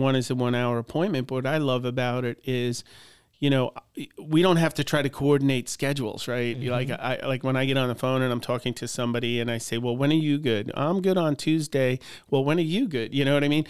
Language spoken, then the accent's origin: English; Long Island, New York, United States; moved away as an adult; also born or lived in Cleveland; now in Butler, United States; I grew up in Long Island